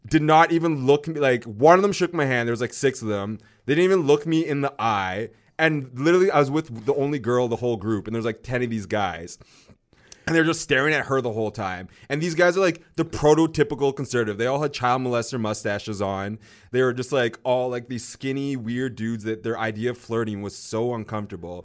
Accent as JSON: {"language": "English", "town": "North Vancouver", "region": "British Columbia", "country": "Canada", "tie": "born or raised there", "said": "It's in North Van, my hometown"}